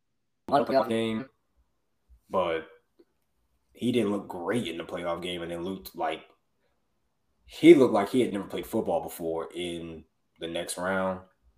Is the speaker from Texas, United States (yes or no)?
no; Atlanta, Georgia, United States; I love my city, my hometown. I love Atlanta